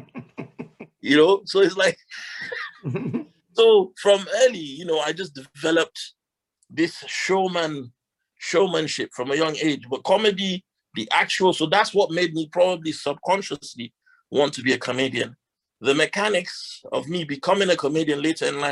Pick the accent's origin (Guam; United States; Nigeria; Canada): Nigeria; Northern Nigeria; now in United Kingdom; I grew up in Sani Abacha's regime in Northern Nigeria